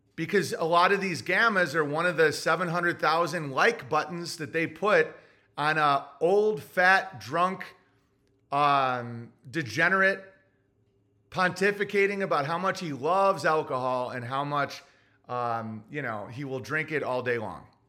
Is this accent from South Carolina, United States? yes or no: no; Oswego, New York, United States; moved away; I was raised in Oswego, New York